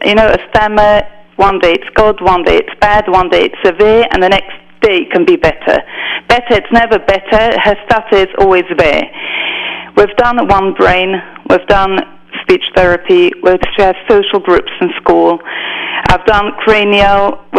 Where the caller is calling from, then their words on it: London, United Kingdom; I'm actually calling from London.